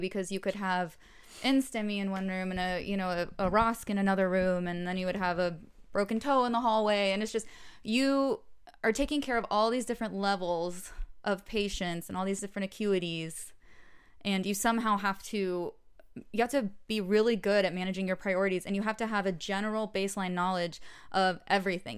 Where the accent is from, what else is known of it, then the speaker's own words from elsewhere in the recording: Atlanta, Georgia, United States; moved away as an adult; now in Los Angeles, United States; I'm from Atlanta. I was born and grew up there